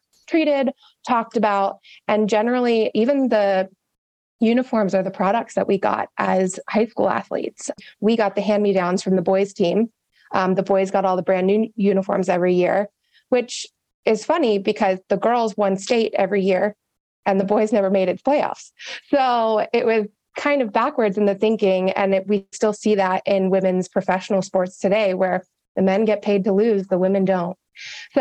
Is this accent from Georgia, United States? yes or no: yes; Atlanta, Georgia, United States; I am born and raised in Atlanta, Georgia. So a little Southern Belle over here.